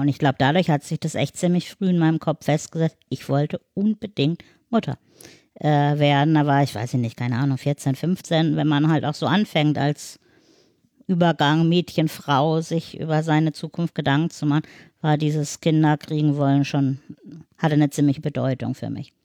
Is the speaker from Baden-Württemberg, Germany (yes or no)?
yes; Black Forest, Baden-Württemberg, Germany; now in Hamburg, Germany; ich komme nicht aus Hamburg, sondern aus dem Schwarzwald